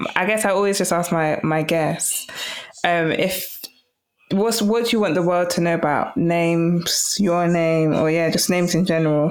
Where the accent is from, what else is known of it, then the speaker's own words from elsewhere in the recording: London, United Kingdom; growing up in London